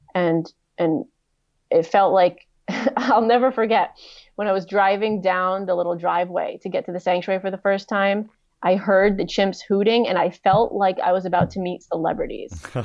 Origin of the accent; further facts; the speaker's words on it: East Coast of the US, United States; I grew up on the East Coast of the U S